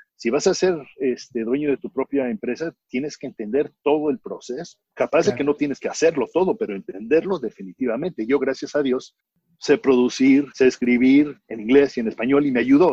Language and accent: Spanish; Mexico; moved away as an adult; now in Houston, United States; yo me crié en México este, y vine en el 78 a, a ir a la Universidad de Houston